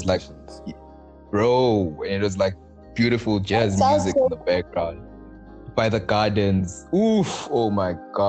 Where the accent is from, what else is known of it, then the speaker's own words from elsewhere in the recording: Manzini, Eswatini; I am from Manzini